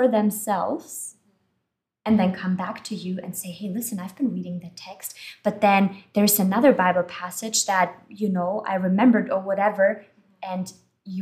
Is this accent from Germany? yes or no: yes; Germany; moved away; I was born and I grew up in Germany.